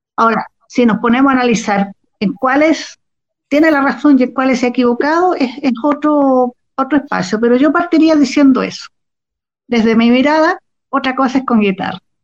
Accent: Chile; now in Santiago, Chile; los que nacimos y nos criamos en Chile, que son chilenos por derecho

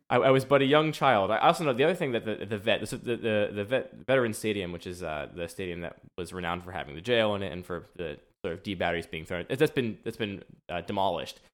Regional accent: suburbs outside of Philadelphia, Pennsylvania, United States; now in Baltimore, United States; I was raised in the suburbs outside of Philadelphia

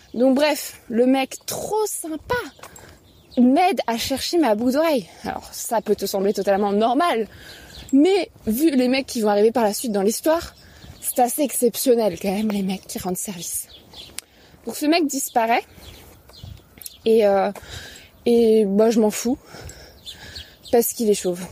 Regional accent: Paris, Île-de-France, France; je suis une bonne parisienne bourgeoise

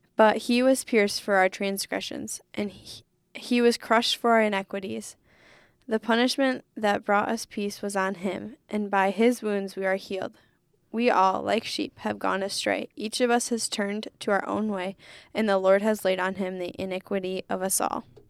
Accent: Holland, Michigan, United States; moved away as an adult; also born or lived in Ann Arbor, Michigan; I grew up in Holland

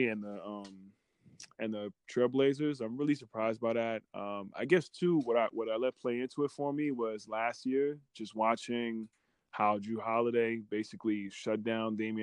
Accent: New York, United States; being a kid growing up in New York

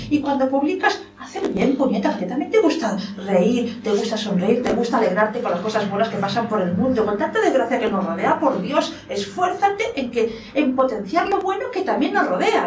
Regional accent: Lugo, Galicia, Spain; soy gallego, estoy orgullosa de ser española

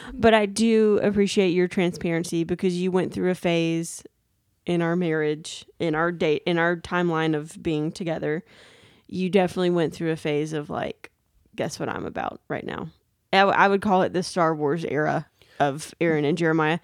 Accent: Daphne, Alabama, United States; We were also in my hometown

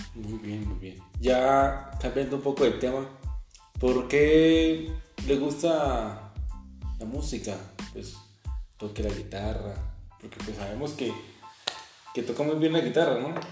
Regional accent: Ukraine; moved away; soy de Ucrania

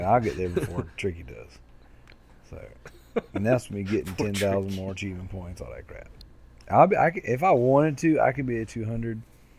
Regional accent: United States; I'm American.

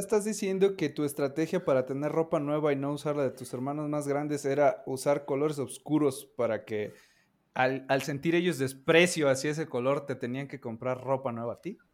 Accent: Orizaba, Veracruz, Mexico; moved away; yo donde vivía, en Orizaba, Veracruz

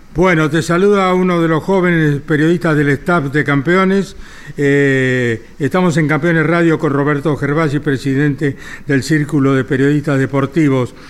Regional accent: Winifreda, La Pampa, Argentina; now in Buenos Aires, Argentina; uno de mi pueblo, de Winifreda

